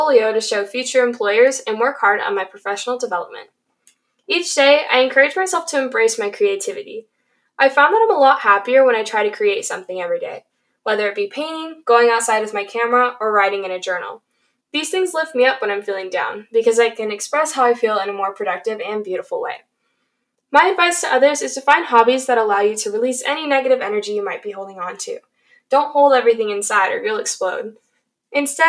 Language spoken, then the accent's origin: English; Tucson, Arizona, United States; I'm a junior from Tucson, Arizona